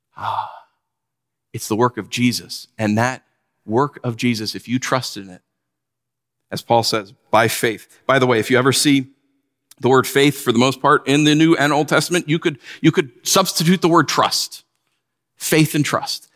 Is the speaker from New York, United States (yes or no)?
yes; New York, United States; born or raised there; moved away as an adult; also born or lived in Southern California